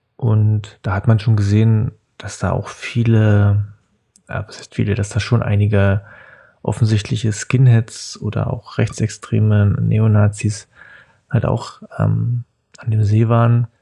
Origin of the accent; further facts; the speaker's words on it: Cottbus, Brandenburg, Germany; also born or lived in Spremberg; Ich bin 1979 in Spremberg geboren. Spremberg ist eine kleine Stadt zwischen Cottbus und Hoyerswerda im Süden von Brandenburg, äh, mitten im Tagebaugebiet. Mm, ich bin dann mit meinen Eltern 1980 ähm, nach Cottbus gezogen